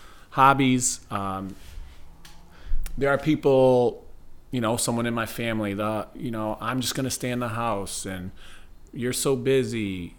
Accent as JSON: {"language": "English", "town": "Waterbury", "region": "Connecticut", "country": "United States", "said": "Yeah, again, I'm from Waterbury."}